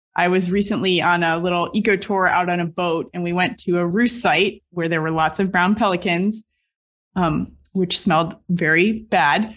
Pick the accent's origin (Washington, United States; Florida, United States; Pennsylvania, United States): Florida, United States; Southeast; Growing up in Southeast Florida